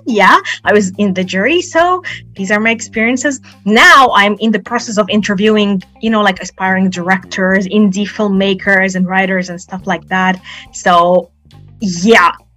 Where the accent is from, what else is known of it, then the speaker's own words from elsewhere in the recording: Alexandria, Alexandria Governorate, Egypt; I'm from Alexandria, Egypt, and I'm a poet